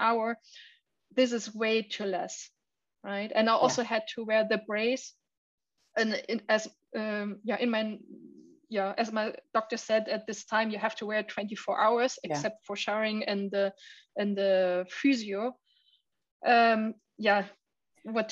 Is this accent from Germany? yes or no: yes; Dresden, Saxony, Germany; my hometown